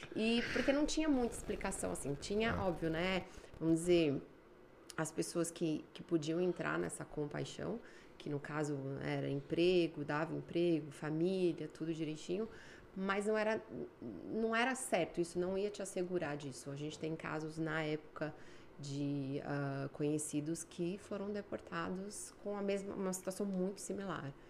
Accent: São Paulo, Brazil; moved away as an adult; also born or lived in Espírito Santo; now in Canada; Fazia administração de empresas no Mackenzie, em São Paulo. Sou de São Paulo.

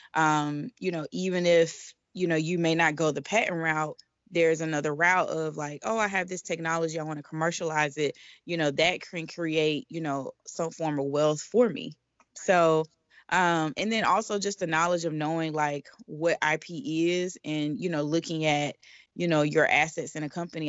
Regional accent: Atlanta, Georgia, United States; now in Washington, D.C., United States; I'm originally from Atlanta, Georgia, and I am currently based in Washington, D C

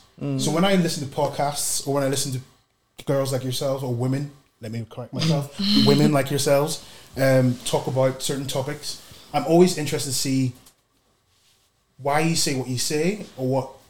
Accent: Belfast, Northern Ireland, United Kingdom; also born or lived in Nigeria; I grew up in Belfast, Northern Ireland. And so when I moved to Belfast, 95, so I was born in Nigeria. I moved to Belfast.

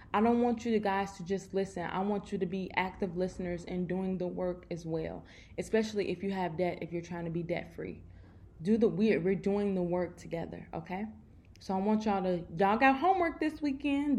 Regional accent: Chicago, Illinois, United States; I'm from Chicago, so y'all know our winters are crazy

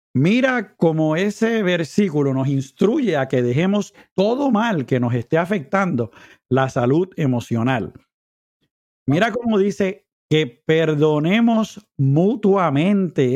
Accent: Puerto Rico; moved away; mi país mientras estoy por acá

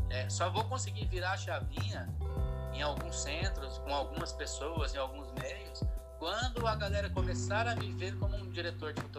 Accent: Maringá, Paraná, Brazil; now in Londrina, Brazil; Eu vim para Londrina, eu vim de Marigá para Londrina para fazer faculdade de desenho industrial.

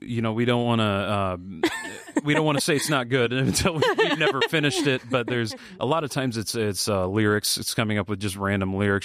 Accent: Sioux City, Iowa, United States; we both grew up in Sioux City

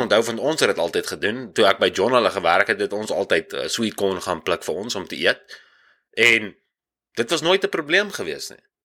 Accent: Dewetsdorp, Free State, South Africa; now in Canada; van die Wetstorp af.

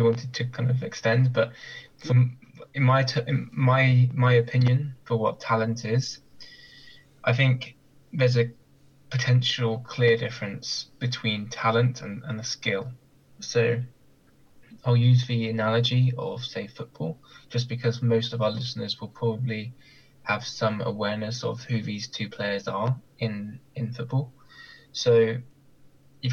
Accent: Bournemouth, South West England, United Kingdom; now in Southampton, United Kingdom; my hometown

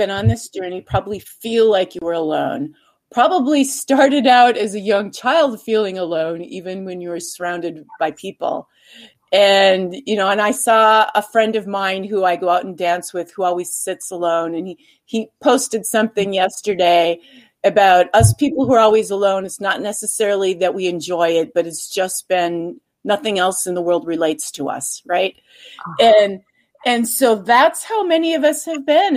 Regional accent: Minnesota, United States; moved away as an adult; now in Idaho, United States; I left my home state, which was Minnesota, and moved to Idaho

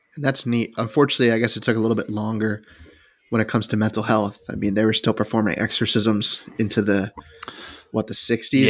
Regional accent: United States; we're American

